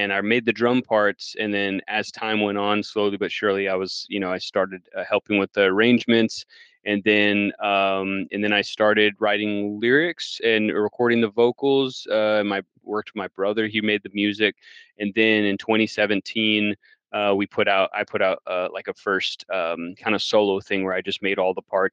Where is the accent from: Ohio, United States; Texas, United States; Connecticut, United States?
Texas, United States; El Paso; now in Round Rock, United States; I'm originally from El Paso, Texas, just a little border town next to Juarez, Mexico, now in Austin, Round Rock, like 15 minutes outside of Austin